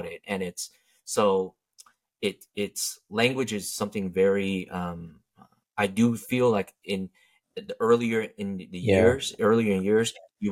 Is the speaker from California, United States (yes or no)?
yes; Santa Ana, California, United States; first language English; I was in Orange County, bro. I was born and raised